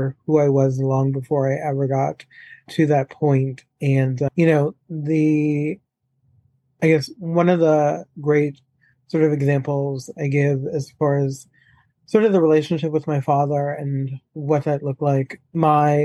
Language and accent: English; New Orleans, Louisiana, United States; moved away; also born or lived in Chicago / Palm Beach Gardens, Florida; I am originally from New Orleans, born and raised, and I grew up in a very alcoholic environment from the get-go